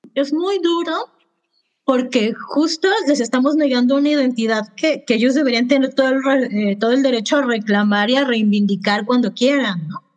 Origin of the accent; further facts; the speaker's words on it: Mexico; Yo, por ejemplo, como mexicana